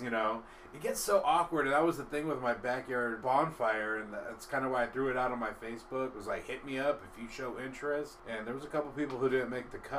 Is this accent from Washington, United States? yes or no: yes; White Center, Washington, United States; also born or lived in Burien / West Seattle; I grew up in White Center